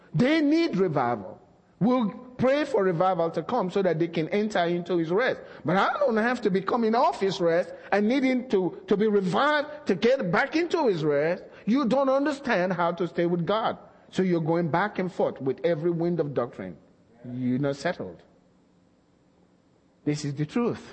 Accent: Nigeria; moved away as an adult; now in United States; we were raised in Nigeria.

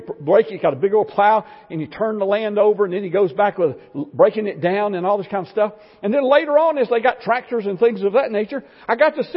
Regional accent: Florida, United States; I grew up in Florida

